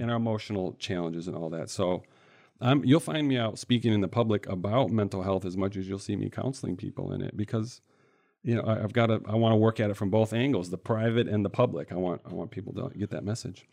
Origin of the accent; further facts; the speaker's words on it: central Michigan, United States; I grew up in the Midwest here in Michigan, in central Michigan, couple different cities